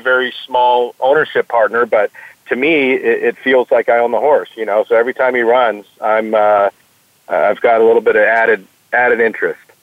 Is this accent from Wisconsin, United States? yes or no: no; Cypress, California, United States; Cypress was the city I was born in, and that's the, the, the city where Los Alamitos Racecourse is located